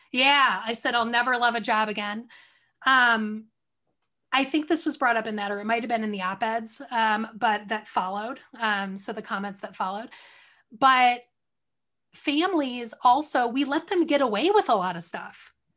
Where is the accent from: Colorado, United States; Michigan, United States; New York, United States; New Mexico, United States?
Michigan, United States; outside of Detroit; also born or lived in California; I grew up outside of Detroit